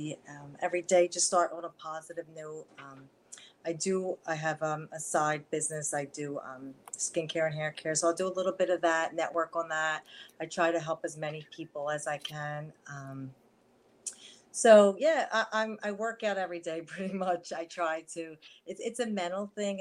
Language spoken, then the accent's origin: English; Philadelphia, Pennsylvania, United States; accent: Philly, New York; I grew up right in Philadelphia